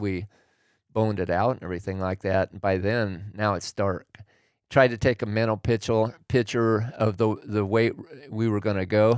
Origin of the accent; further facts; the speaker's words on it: Oregon, United States; I grew up in Oregon